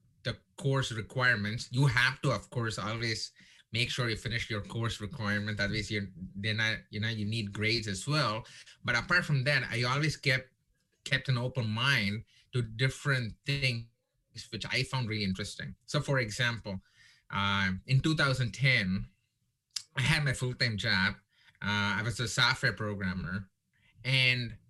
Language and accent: English; India; now in Texas, United States; I'm Indian